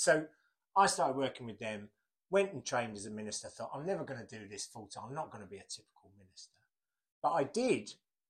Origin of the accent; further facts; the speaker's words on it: Gillingham, South East England, United Kingdom; Gillingham. {S0} In Gillingham, {S1} Gilles, Kent, as it was